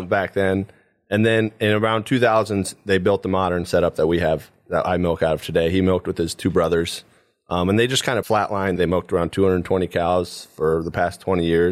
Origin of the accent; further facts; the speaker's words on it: Paulding County, Ohio, United States; I grew up here in Paulding County my whole life